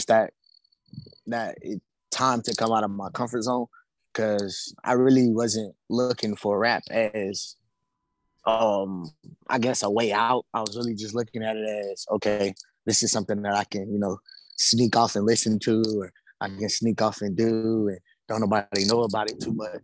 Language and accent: English; Birmingham, Alabama, United States; also born or lived in Talladega, Alabama; I'm from Birmingham, Alabama, born and raised